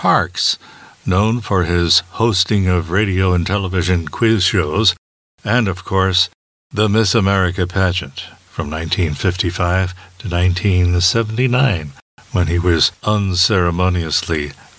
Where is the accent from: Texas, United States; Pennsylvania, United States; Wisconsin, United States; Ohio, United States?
Pennsylvania, United States; Philadelphia; coming out of my hometown, Philadelphia, over WFIL-TV.